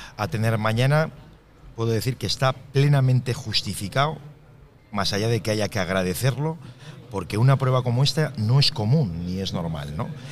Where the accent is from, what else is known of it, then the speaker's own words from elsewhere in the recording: Laredo, Cantabria, Spain; mi pueblo